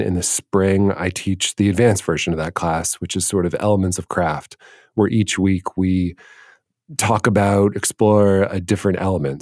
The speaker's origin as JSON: {"language": "English", "town": "Washington", "region": "District of Columbia", "country": "United States", "tie": "born or raised there", "also_born_or_lived": "Los Angeles", "moved": "as an adult", "said": "I grew up in Washington, D C"}